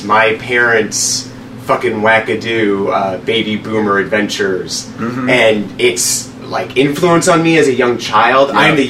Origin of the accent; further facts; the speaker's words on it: Seward, Nebraska, United States; also born or lived in Goehner, Nebraska; I am originally from a small town in Nebraska called Seward. It's 15 minutes outside the capital. I was born there, and then we lived in a smaller town called Goner that was like 80 people.